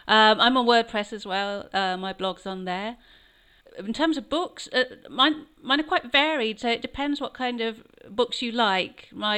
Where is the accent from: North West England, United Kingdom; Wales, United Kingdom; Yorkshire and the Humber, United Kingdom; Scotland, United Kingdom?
Wales, United Kingdom; where I grew up in Wales.